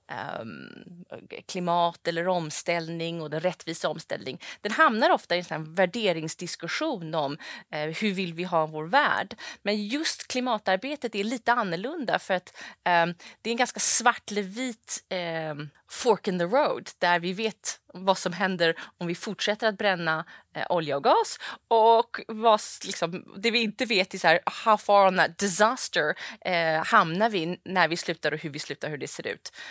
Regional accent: London, United Kingdom; born there; also born or lived in Saudi Arabia; Jag är då född i London och bodde som sagt i, i Saudi som barn.

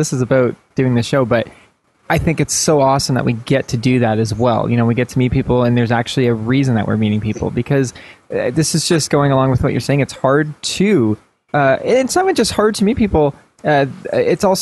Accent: Toronto, Ontario, Canada; I am Canadian.

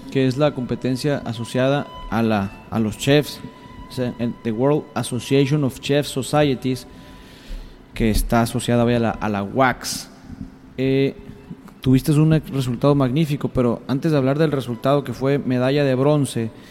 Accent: Mexico; ¿Cómo nos ven como mexicanos en el mundo culinario?

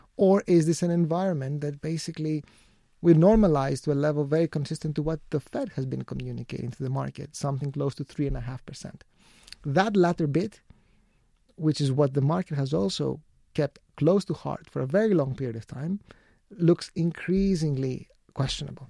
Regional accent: Greece; my home country, Greece

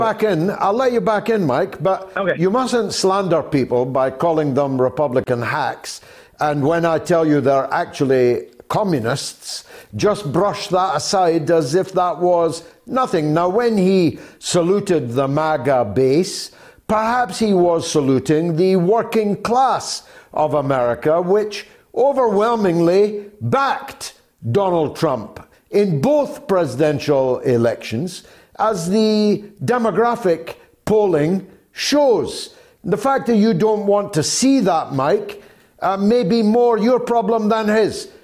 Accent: Scotland, United Kingdom; as a Scotsman

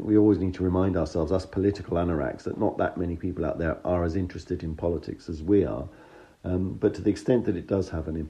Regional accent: United Kingdom; As a Brit, I'd love to be able to argue with you about your rather strong description of my country

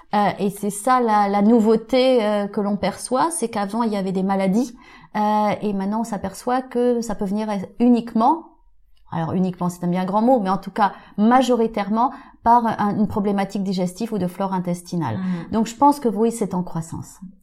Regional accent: Auvergne-Rhône-Alpes, France; je suis auvergnate élevée à la campagne

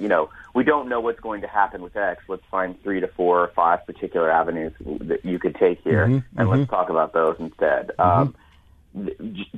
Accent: the South, United States; I'm from the South and from remote places

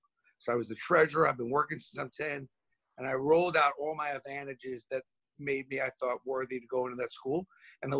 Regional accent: New York City, New York, United States; growing up in Brooklyn

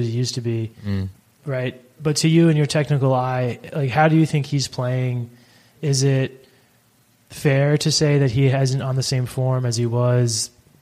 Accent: United States; So I'm American

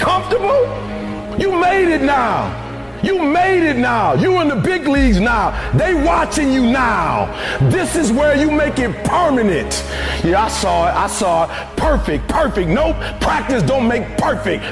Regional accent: Detroit, Michigan, United States; I'm from Detroit, homeless. Mama got pregnant with me at 17 years old, high school dropout.

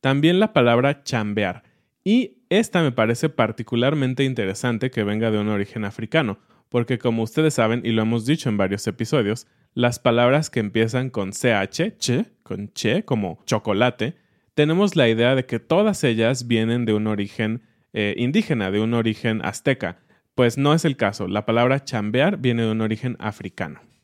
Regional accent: Mexico; lo que somos los mexicanos hoy en día.

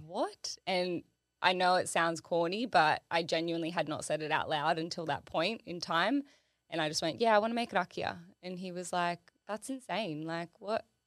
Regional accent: Sydney, New South Wales, Australia; I grew up in Illawarra

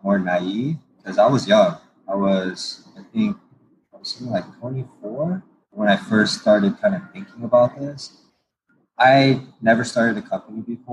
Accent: Torrance, California, United States; I grew up in Torrance and near the beach

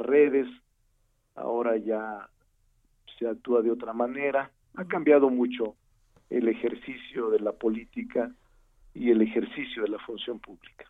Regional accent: Fresnillo, Zacatecas, Mexico; now in Mexico City, Mexico; como regidor de mi pueblo. Eh, regidor de Fresnillo, Zacatecas.

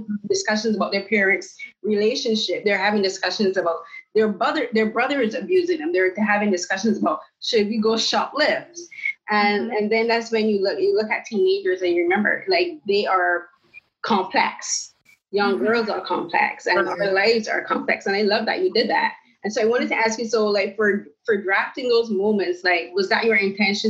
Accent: Barbados; now in Canada; I'm from the Caribbean, I'm from Barbados, and I moved to Canada in 2009.

